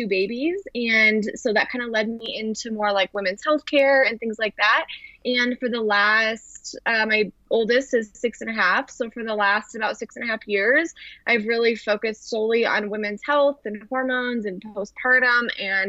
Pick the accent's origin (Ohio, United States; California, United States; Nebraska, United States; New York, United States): Nebraska, United States; Western; moved away as an adult; also born or lived in Arizona; I grew up in Western Nebraska